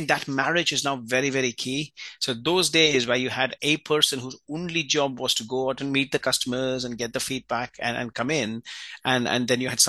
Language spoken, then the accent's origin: English; India; I was born and raised in India, and my dad at that time was in the Indian Air Force.